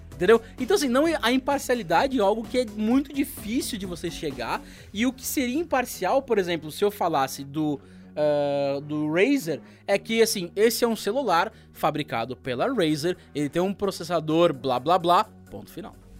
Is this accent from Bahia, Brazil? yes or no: no; Santos, São Paulo, Brazil; also born or lived in São José dos Campos; now in São Paulo, Brazil; nasci em São José dos Campos, é, sou do interior, mas eu morei durante quatro anos lá, morei 19 anos em, em Santos e agora estou em São Paulo